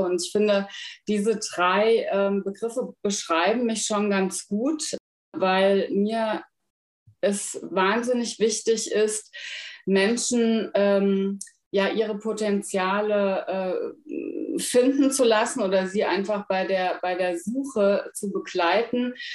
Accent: Frankfurt area, Hesse, Germany; moved away as an adult; now in Berlin, Germany; Ich komme ursprünglich aus Hessen, aus der Frankfurter Ecke.

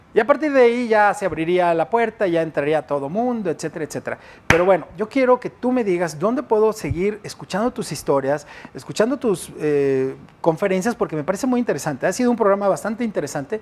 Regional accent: Mexico; tenemos los mexicanos

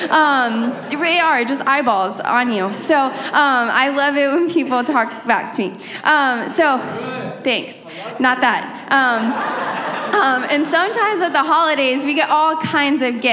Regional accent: Texas, United States; moved away; I'm from Texas

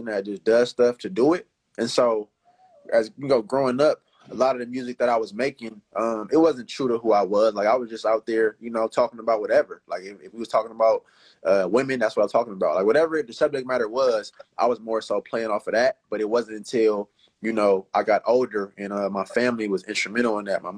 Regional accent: Oakland, California, United States; I'm from East Oakland.

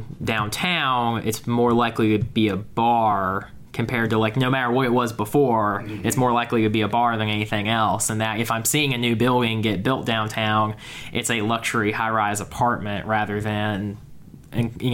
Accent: Camden County, Georgia, United States; now in Athens, United States; I'm from Camden County, Georgia, so deep South Georgia

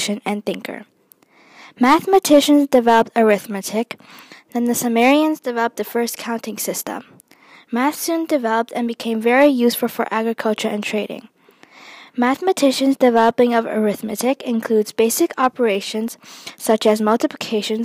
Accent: Michigan, United States; I am from Michigan

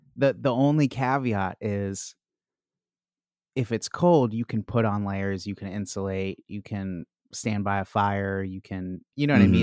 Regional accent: Chicago, Illinois, United States; now in Washington, D.C., United States; I'm from Chicago

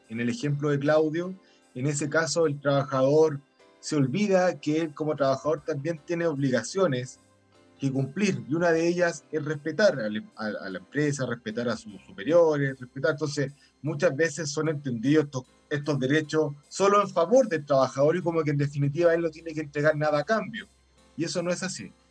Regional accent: Chile; Bueno, que nosotros somos chilenos, no somos ni daneses ni finlandeses.

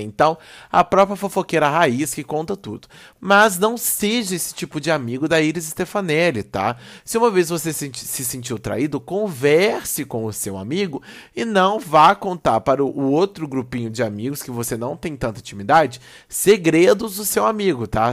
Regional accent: Belo Horizonte, Minas Gerais, Brazil; eu sou de BH

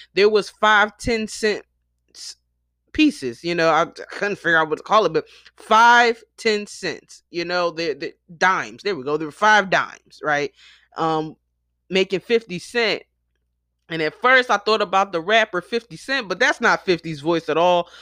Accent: Philadelphia, Pennsylvania, United States; my hometown of Philly

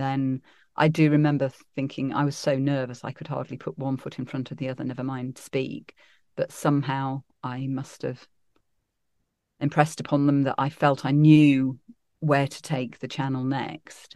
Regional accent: Derby, East Midlands, United Kingdom; also born or lived in Sheffield / Birmingham; I was born in Sheffield, then we moved to Birmingham, then I, I spent most of my childhood actually growing up in Derby, so I was quite a Midlands girl

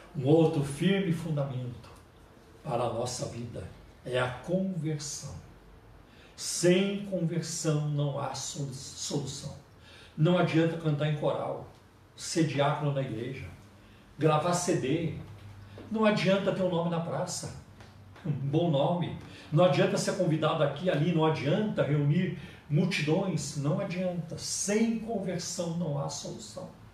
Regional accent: southern Minas Gerais, Brazil; now in São Paulo, Brazil; a casa onde eu nasci, lá no sul de Minas

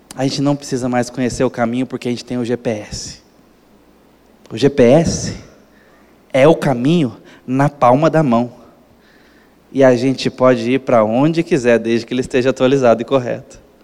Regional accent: Brazil; como brasileiros

